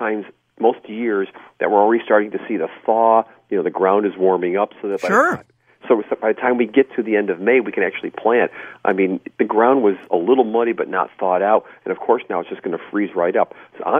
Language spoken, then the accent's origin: English; New York, United States; I grew up in New York